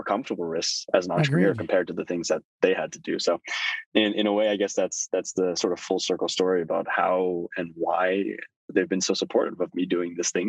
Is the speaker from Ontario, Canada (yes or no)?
yes; Toronto, Ontario, Canada; born there; which is why we ended up in Canada. There's a much more lenient visa policy in Canada. And that's why I was born in Toronto.